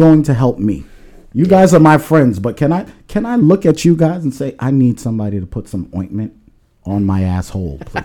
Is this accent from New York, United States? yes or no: yes; New York, United States; also born or lived in Long Island; now in New Jersey, United States; I'm from New York